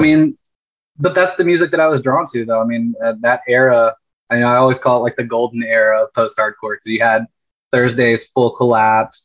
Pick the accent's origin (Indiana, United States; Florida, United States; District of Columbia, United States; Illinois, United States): Florida, United States; Panama City Beach; moved away as an adult; also born or lived in Tampa Bay area, Florida; I grew up in Panama City Beach, right where I'm at now